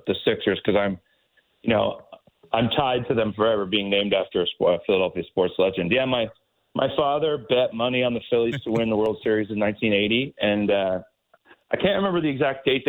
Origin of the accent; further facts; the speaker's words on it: St. Catharines, Ontario, Canada; growing up in St. Catharines